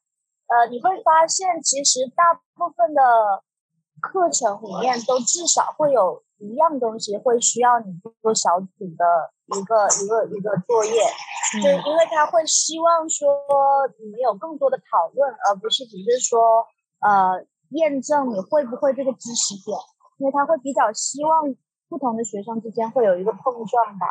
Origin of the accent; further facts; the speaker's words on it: Guangxi, China; moved away as an adult; also born or lived in Hong Kong / New Zealand; now in London, United Kingdom; 我其实我老家是在广西，那然后我本科是在广东读的，就呃读完书了以后，我在香港读了一个 marketing 的硕士。后来就回到广州工作了一年多一点